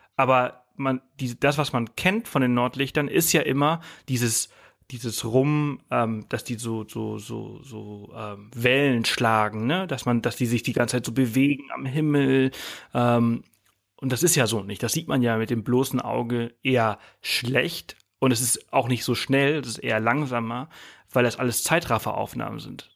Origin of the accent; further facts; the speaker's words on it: Mallorca, Balearic Islands, Spain; now in Germany; ich komme ja aus Mallorca, ich bin auf Mallorca aufgewachsen